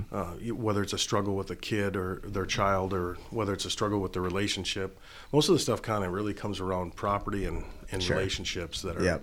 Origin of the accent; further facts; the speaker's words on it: Pequot Lakes, Minnesota, United States; and they didn't know that I was from Pequot. They thought I was from Minneapolis, probably.